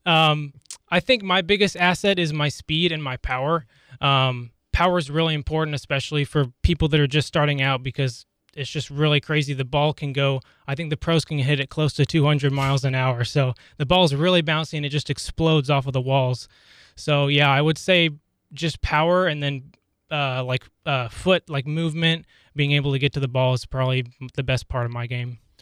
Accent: Lawrence, Kansas, United States; I was born and raised here in Lawrence, so I've been around KU all my life

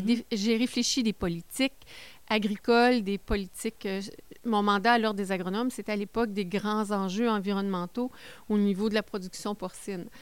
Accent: Baie-Comeau, Quebec, Canada; moved away as an adult; now in Témiscamingue, Canada; Je viens de la Côte-Nord. Je viens de Bécomo.

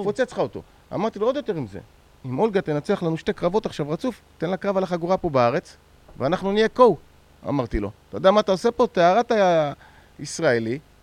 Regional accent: Israel; אנחנו מישראל

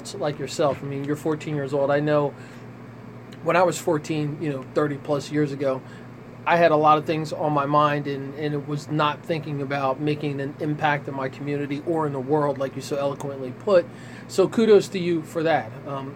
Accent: Ewing, New Jersey, United States; also born or lived in Trenton, New Jersey; I was born in Trenton, I grew up in Ewing

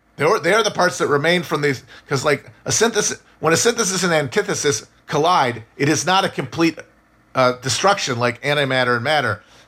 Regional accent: United States; as Americans

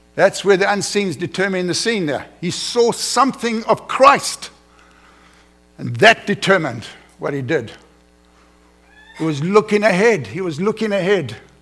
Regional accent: South Africa; moved away as an adult; now in United States; I'm an uneducated African. I come from South Africa. I barely passed grade 12

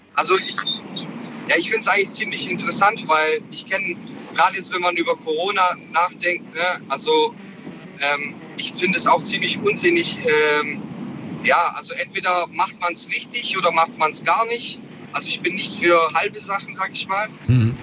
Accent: Stuttgart, Baden-Württemberg, Germany; ich komme aus Stuttgart

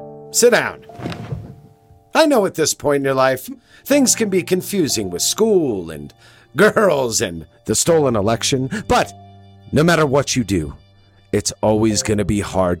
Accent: Los Angeles, California, United States; moved away; I'm looking at hotels to book for 2022, right, to go visit my hometown

